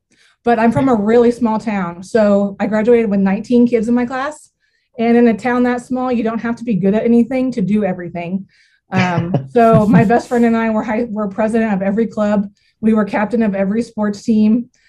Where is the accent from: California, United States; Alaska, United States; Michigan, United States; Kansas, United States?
Kansas, United States; Southwest; I am from Southwest Kansas. My family and I feed cattle here.